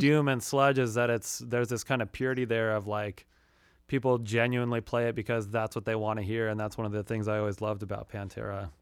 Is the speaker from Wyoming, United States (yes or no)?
yes; Rock Springs, Wyoming, United States; I grew up in uh, rural Wyoming